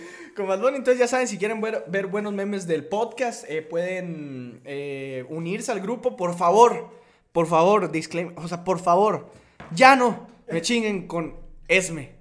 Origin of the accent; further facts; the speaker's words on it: Guatemala; como influencer guatemalteco